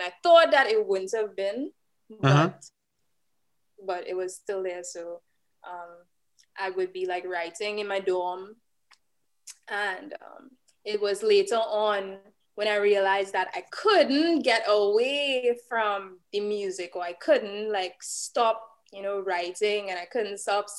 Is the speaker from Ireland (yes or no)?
no; Trinidad & Tobago; Trinidad and Tobago, yeah.